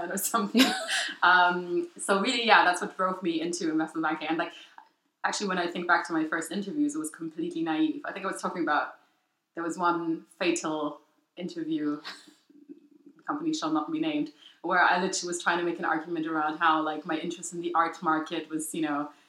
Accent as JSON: {"language": "English", "town": "Frankfurt", "region": "Hesse", "country": "Germany", "tie": "born or raised there", "moved": "as an adult", "lives_now": "London, United Kingdom", "said": "I'm from Frankfurt in Germany, which is like, in hindsight now I know all my mates' parents were investment bankers"}